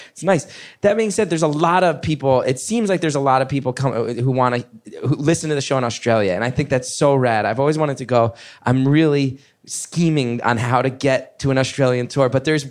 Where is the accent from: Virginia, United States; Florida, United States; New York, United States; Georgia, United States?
New York, United States; everybody who listens to this show knows I'm a New Yorker and I'm a liberal